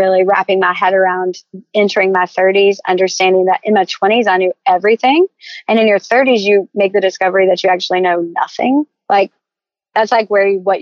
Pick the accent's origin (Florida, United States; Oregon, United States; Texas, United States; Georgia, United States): Georgia, United States; Savannah; I'm from Savannah